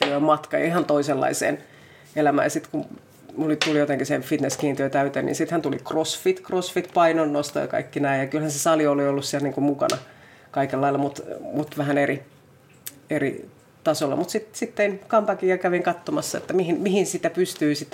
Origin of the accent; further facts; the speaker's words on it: Finland; mä olin sieltä maaseudulta kotoisin